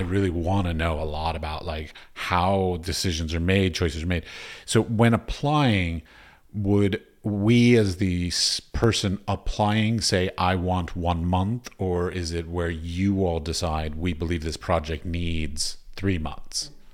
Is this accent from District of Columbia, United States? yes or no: yes; Washington, District of Columbia, United States; I grew up in Washington, D C